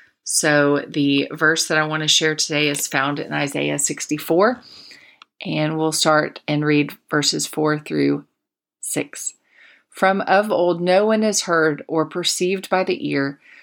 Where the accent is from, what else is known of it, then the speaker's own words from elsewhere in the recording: Plant City, Florida, United States; I sang it much at the little church I grew up in Plant City, Florida.